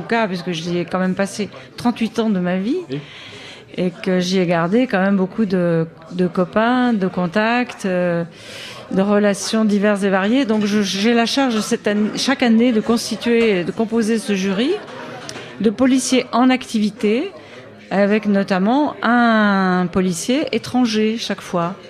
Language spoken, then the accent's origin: French; Viévigne, Bourgogne-Franche-Comté, France; je suis née à Vievigne, exactement. Si vous connaissez, c'est bon, un petit peu au nord de Dijon. Et je suis très fière, je revendique bien entendu cette origine euh, bourguignonne et côte dorienne